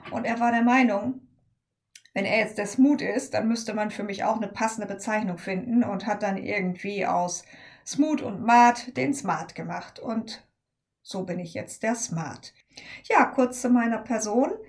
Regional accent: Germany; das Nordlicht hier in unserer Runde. Ich komme aus der Nähe von Bremen

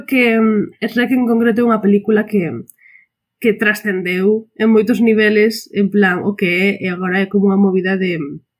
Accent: Galicia, Spain; como persoa galega

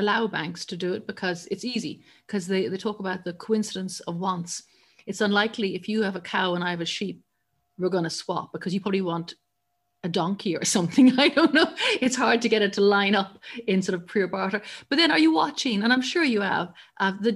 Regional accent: Ireland; I grew up in Ireland, where church and state are still very tightly aligned

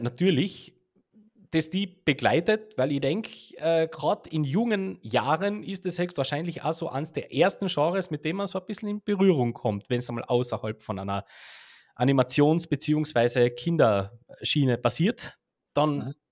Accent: Heiligenblut am Großglockner, Carinthia, Austria; in Heiligenblut am Großglockner aufwachst

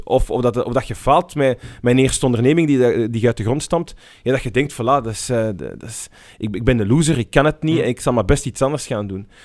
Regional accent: Brussels, Brussels-Capital Region, Belgium; ik ben in Brussel opgegroeid

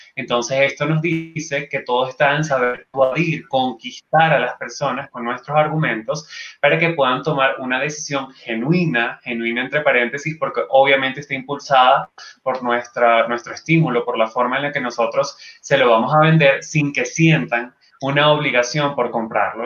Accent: Venezuela; Luego tuve una segunda edición en Venezuela, una tercera edición también en mi país

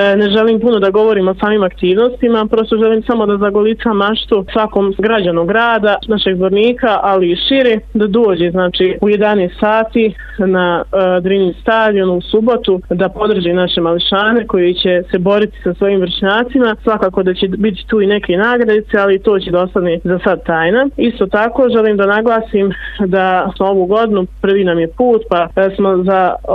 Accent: Zvornik, Republika Srpska, Bosnia & Herzegovina; kod nas u Zvorniku

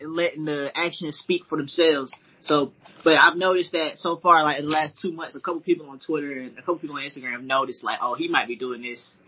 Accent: Ellenwood, Georgia, United States; now in Atlanta, United States; I currently reside in Atlanta, Georgia, but I'm from Ellenwood, Georgia, which is like 25 minutes south of the city. Clayton County

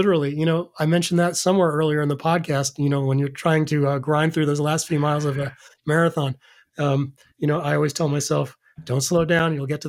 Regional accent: New York, United States; Yeah, as a kid, I grew up in New York.

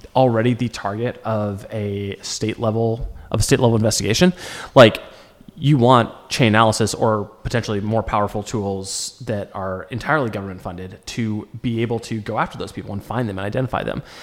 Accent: United States; as an American

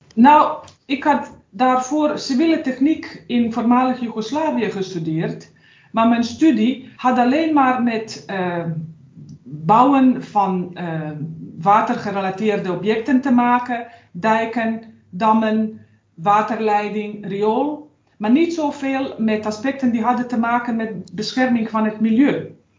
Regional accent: Sarajevo, Bosnia & Herzegovina; Dutch is a second language; moved away as an adult; now in Netherlands; De bedoeling was dat ik terug ga naar mijn vaderland en dat ik dus ga weer werken bij het bedrijf waar ik daarvoor had gewerkt

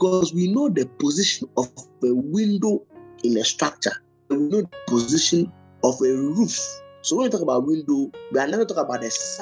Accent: Ghana; I'm a Ghanaian

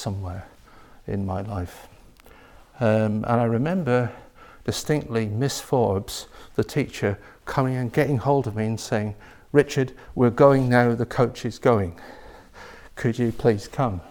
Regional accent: Lake District, Cumbria, North West England, United Kingdom; I grew up in the Lake District near Windermere in Cumbria

